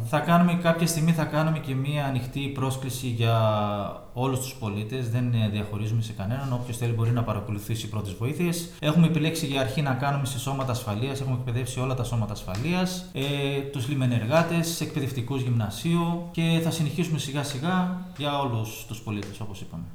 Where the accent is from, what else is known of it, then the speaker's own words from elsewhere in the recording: Karditsa, Thessaly, Greece; moved away as an adult; also born or lived in Athens, Greece; now in Tinos, Greece; είμαι από Καρδίτσα συγκεκριμένα. Έχουμε έρθει στο νησί το 2010